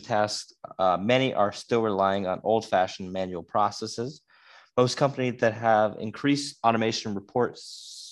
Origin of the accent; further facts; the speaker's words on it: Schuylkill Haven, Pennsylvania, United States; I'm from Schuylkill Haven, Pennsylvania